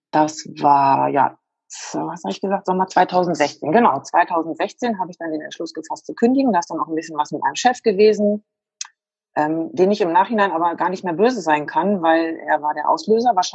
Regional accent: Lower Saxony, Germany; Ich komme aus der Nähe von Wolfsburg.

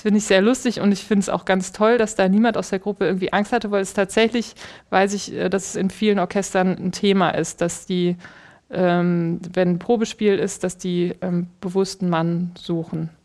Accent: Aachen, North Rhine-Westphalia, Germany; Ich bin in Aachen geboren

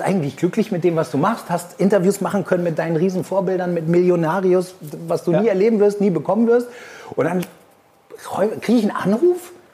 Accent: Argentina; moved away; also born or lived in Hamburg; ich bin hier in Argentinien aufgewachsen

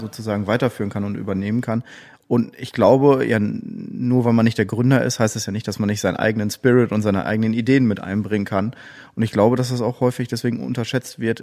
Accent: Gronau, North Rhine-Westphalia, Germany; ich komme aus Gronau, also mhm. Gronauer

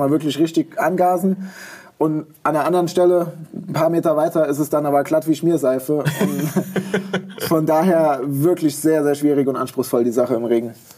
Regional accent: Baumholder, Rhineland-Palatinate, Germany; Ja, die liegt quasi direkt in meiner Heimat äh, auf dem Militärübungsplatz äh, in Baumholder. Das ja. ist in, in Rheinland-Pfalz an der Grenze zum Saarland.

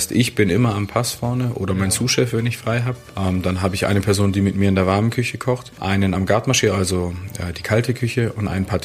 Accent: Stuttgart, Baden-Württemberg, Germany; Nein, ich bin Stuttgarter ursprünglich.

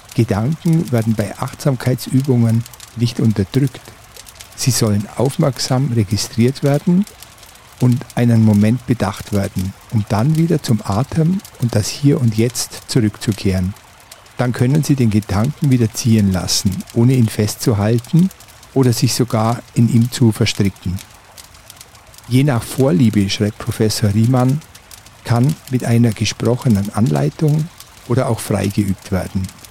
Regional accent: Oberallgäu, Bavaria, Germany; meine Heimat, das Oberallgäu

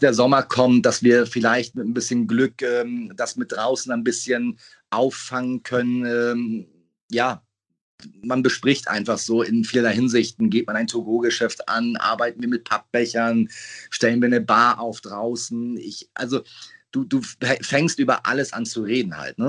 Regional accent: Hamburg, Germany; Peppy und ich sind 50 Meter voneinander entfernt groß geworden

